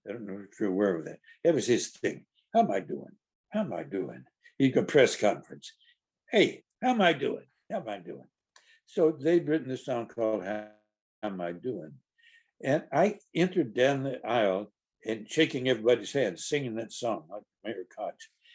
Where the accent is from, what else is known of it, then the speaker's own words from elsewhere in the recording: Carthage, Tennessee, United States; moved away; also born or lived in New York; my hometown paper the Carthage Courier, the only paper in the world that gives a whoop for Smith County.